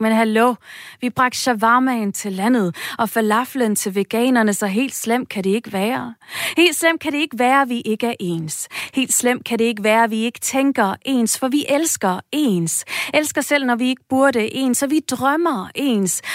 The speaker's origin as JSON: {"language": "Danish", "country": "Denmark"}